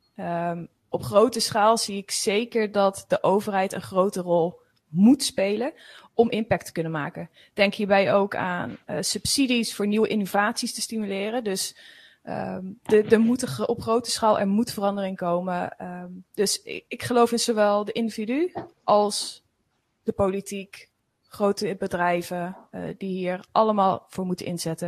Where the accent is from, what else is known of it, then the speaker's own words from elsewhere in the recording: Veluwe, Gelderland, Netherlands; Ik kom van de Veluwe